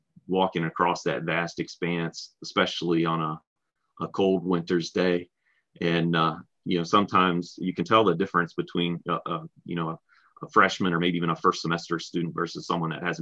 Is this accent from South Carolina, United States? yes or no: no; north of Roanoke, Virginia, United States; So I grew up north of Roanoke, about 15 to 20 minutes, maybe a little more north of Roanoke.